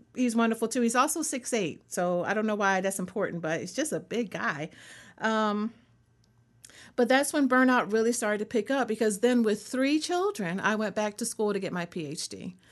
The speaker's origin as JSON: {"language": "English", "town": "Philadelphia", "region": "Pennsylvania", "country": "United States", "tie": "born or raised there", "also_born_or_lived": "Colorado", "moved": "yes", "lives_now": "North Carolina, United States", "said": "I am a native Philadelphian"}